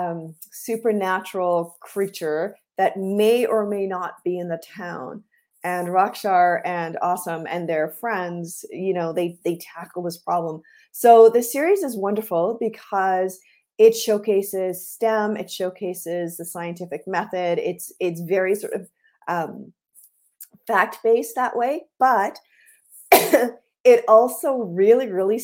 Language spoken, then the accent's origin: English; Guyana; I am from Guyana, which is in South America